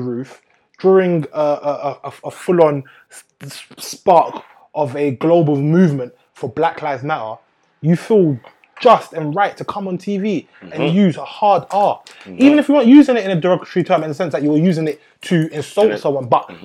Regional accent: England, United Kingdom; growing up in England

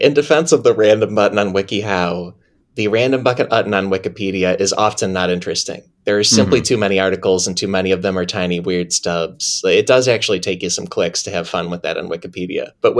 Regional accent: Illinois, United States; accent: Midwestern; Because I have a Midwestern accent. I'm from Illinois.

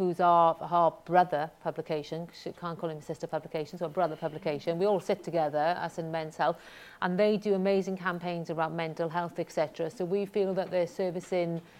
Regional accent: Wales, United Kingdom; I'm very proud of where I'm from. I think it sets me apart. I think it makes me unusual, not unique, because there's 8 million people in Wales

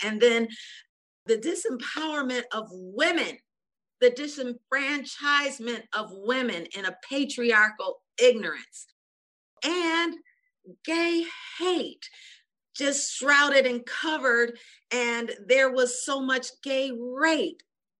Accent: Pontiac, Michigan, United States; also born or lived in Detroit, Michigan; I was born in Detroit, and then we moved to Pontiac, 25, 30 miles out.

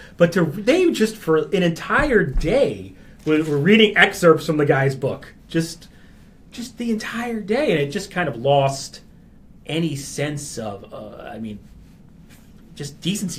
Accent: New York, United States; I grew up in New York

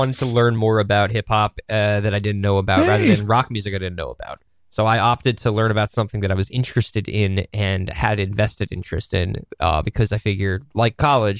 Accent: Woodstock, New York, United States; From Woodstock.

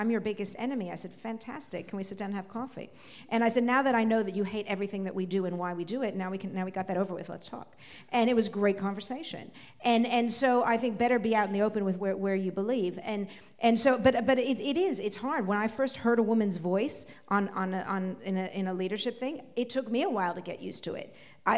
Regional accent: West Coast, United States; And again, I come from America. I come from the West Coast, Hippieville. So, my world is different.

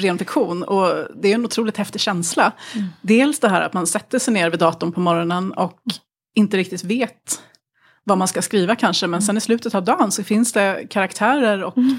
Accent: Tyresö, Stockholm County, Sweden; hemma i Tyresö utanför Stockholm

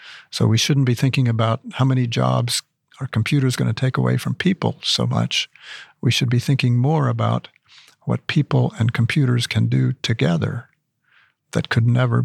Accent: New Mexico, United States; he moved to the farm where I grew up in New Mexico.

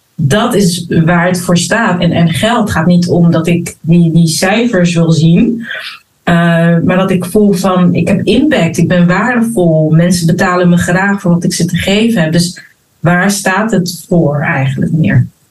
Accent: Rotterdam, South Holland, Netherlands; also born or lived in Abu Dhabi; Geboren en getogen in Rotterdam

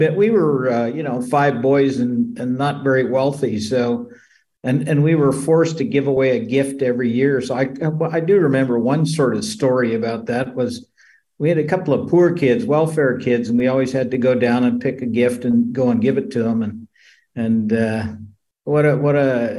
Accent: Colorado, United States; We grew up in Colorado in a small town

